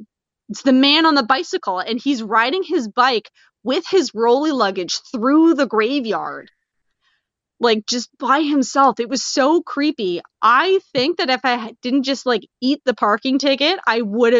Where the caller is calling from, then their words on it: Hamilton, Ontario, Canada; I'm calling in from Hamilton, Ontario